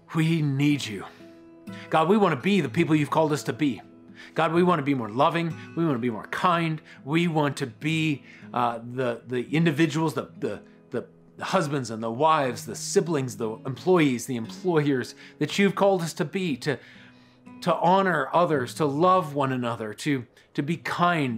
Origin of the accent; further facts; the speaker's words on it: Colorado Springs, Colorado, United States; I grew up in Colorado Springs